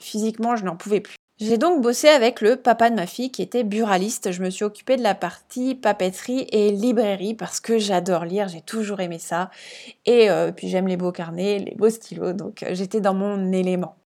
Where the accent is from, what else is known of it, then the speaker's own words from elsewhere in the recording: Strasbourg, Grand Est, France; moved away as an adult; now in Réunion, France; je suis d'origine alsacienne, ouais, je suis née à Strasbourg